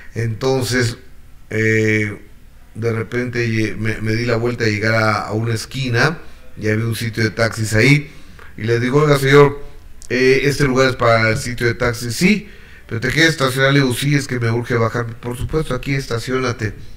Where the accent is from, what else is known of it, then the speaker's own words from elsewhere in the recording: Mexico; en México en especial somos muy devotos de los Reyes Magos